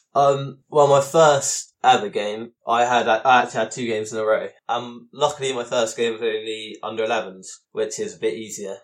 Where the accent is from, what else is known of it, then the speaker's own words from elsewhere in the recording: Devon, South West England, United Kingdom; I'm from Devon, which is a far way away from Spurs